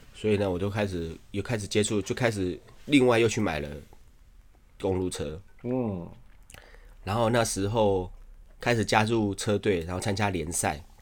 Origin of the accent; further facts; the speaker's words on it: Shipai, Taipei, Taiwan; 我老家在石牌